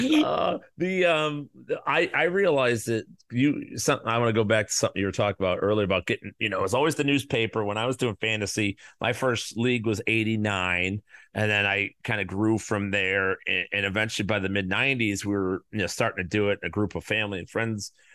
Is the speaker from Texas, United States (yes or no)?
no; Chicago, Illinois, United States; I'm from the South Side